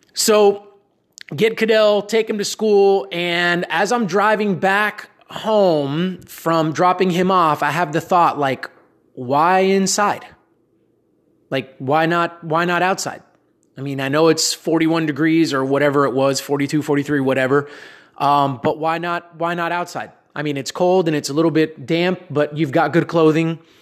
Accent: Miami, Florida, United States; also born or lived in Dallas area, Texas; now in Dallas, United States; I'm from Miami originally, but living here in Texas

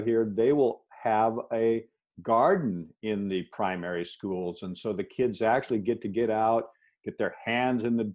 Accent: Seattle, Washington, United States; I was raised in Seattle area

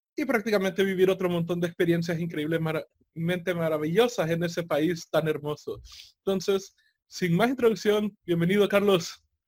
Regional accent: El Salvador

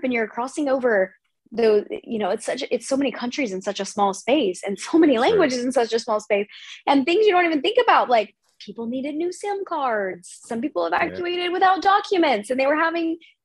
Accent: United States; being American

